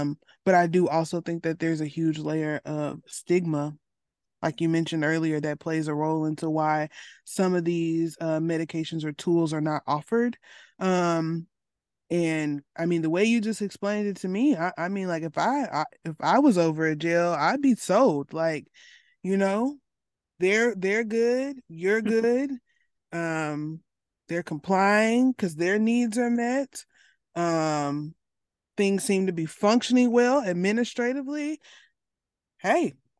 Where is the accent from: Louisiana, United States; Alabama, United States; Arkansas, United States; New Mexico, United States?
Arkansas, United States; I'm from Arkansas